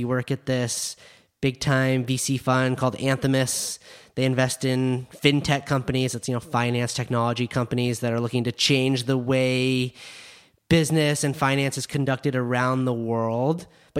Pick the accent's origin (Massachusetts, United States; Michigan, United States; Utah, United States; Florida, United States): Utah, United States; Park City; My friends that I grew up with in Park City that work in the ski industry now, they're all really, really happy.